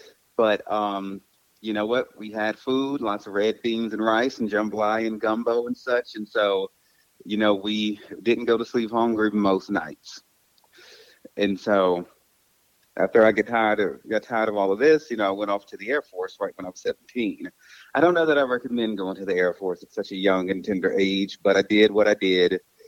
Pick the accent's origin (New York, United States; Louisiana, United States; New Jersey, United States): Louisiana, United States; Baton Rouge; moved away as an adult; also born or lived in Los Angeles, California; I'm 39. I'll be 40 in December. I grew up in Baton Rouge, Louisiana, but Los Angeles is really where I consider home. That's where I really grew up and became an adult, as far as I'm concerned.